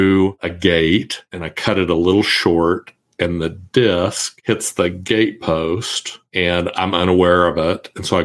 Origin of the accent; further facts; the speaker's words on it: Kansas, United States; I was born and raised in Kansas